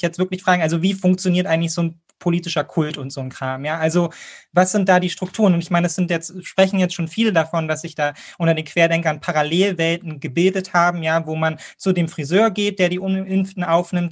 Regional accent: Berlin, Germany; als Berliner

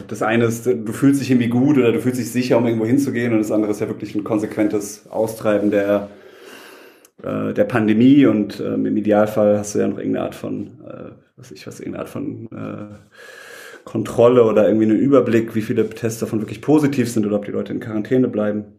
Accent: Heidelberg, Baden-Württemberg, Germany; bin aus Heidelberg und auch gerade in Heidelberg

